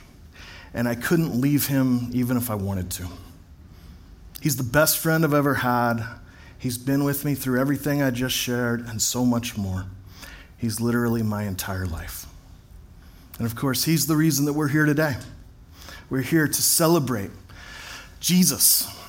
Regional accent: Fort Worth, Texas, United States; also born or lived in Corvallis, Oregon / Portland, Oregon; now in Bend, United States; I was born on April 24th, 1980 in Fort Worth, Texas

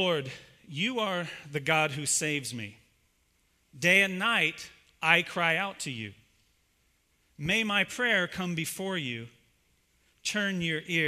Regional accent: Ohio, United States; I'm actually from Ohio

